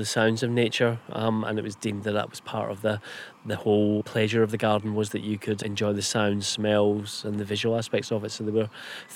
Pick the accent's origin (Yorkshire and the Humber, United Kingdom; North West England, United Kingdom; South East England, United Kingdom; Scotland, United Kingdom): Scotland, United Kingdom; being Scottish